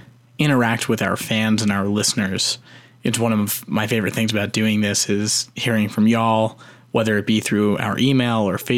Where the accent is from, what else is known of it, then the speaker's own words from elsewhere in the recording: Canada; That's what we get for being a Canadian on the show.